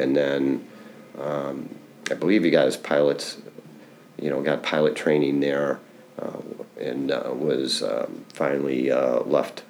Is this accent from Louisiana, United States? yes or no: no; Prospect Heights, Illinois, United States; also born or lived in Chicago, Illinois / Milwaukee, Wisconsin; now in Joliet, United States; originally, I was born on the south side of Chicago near Midway Airport because my dad worked for the airlines. Then we moved out to Prospect Heights. That was back in, about 1958, moved to Prospect Heights, was raised there.